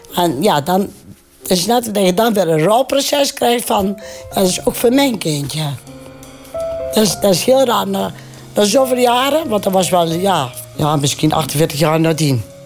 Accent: Venhorst, North Brabant, Netherlands; also born or lived in Erp; Ik ben in Venhorst geboren. Een klein boerenlandje, dorpje denk ik toen 3000 inwoners.

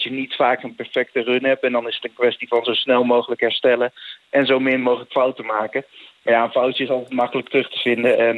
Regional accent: Netherlands; ik als Nederlander

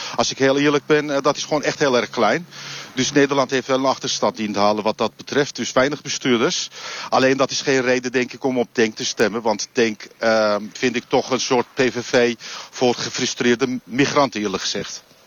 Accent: Istanbul, Turkey; Dutch is a second language; now in Netherlands; ik kom uit Istanbul

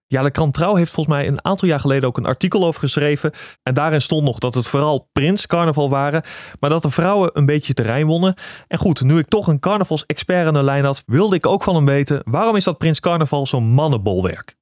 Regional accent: Drenthe, Netherlands; Ik kom ook uit Drenthe.

